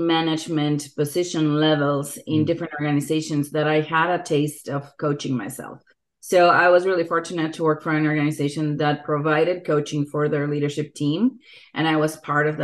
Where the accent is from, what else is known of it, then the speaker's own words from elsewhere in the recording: Mexico City, Mexico; moved away as an adult; now in San Diego, United States; I grew up in Mexico City and came to the United States about 15 years ago, maybe a little more than